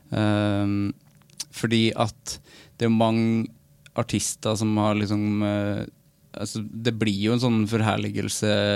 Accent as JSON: {"language": "Norwegian", "area": "Namdalen", "region": "Trøndelag", "country": "Norway", "moved": "yes", "said": "min lokalavisa hjemme i Namdalen"}